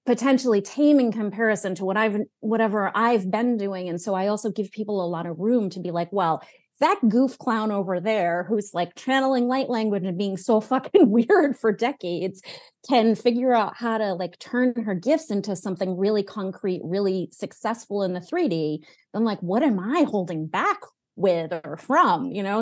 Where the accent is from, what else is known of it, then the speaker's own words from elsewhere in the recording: New England, United States; I grew up, I was born in New England